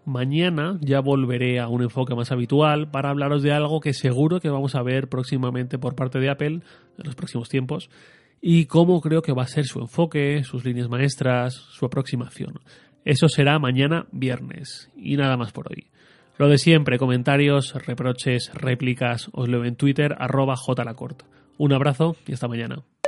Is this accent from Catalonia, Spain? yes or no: no; Torrent, Valencian Community, Spain; salí de Torrent, de mi pueblo, a Valencia